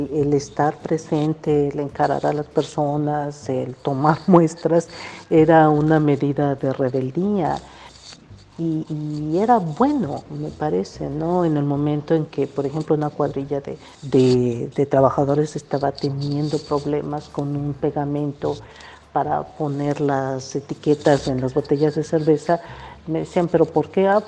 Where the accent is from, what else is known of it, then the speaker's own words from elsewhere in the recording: Xalapa, Veracruz, Mexico; also born or lived in Matías Romero, Oaxaca; Yo nací en Matías Romero, Oaxaca. Mi madre era oaxaqueña, mi padre era veracruzano y andaban de aquí para allá.